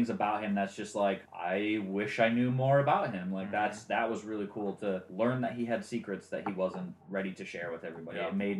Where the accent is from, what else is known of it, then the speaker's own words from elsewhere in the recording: Michigan, United States; I mean, I'm from Michigan. I talk a certain way.